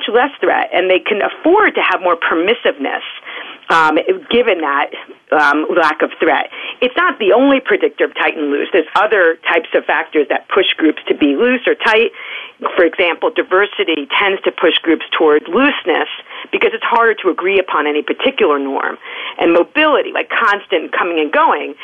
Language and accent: English; New York City, New York, United States; now in Washington, D.C., United States; I'm a New Yorker